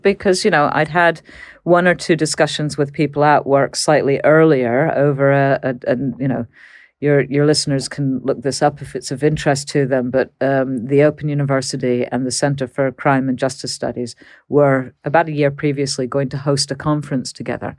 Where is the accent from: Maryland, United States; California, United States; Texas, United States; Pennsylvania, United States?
Texas, United States; moved away; I grew up in Texas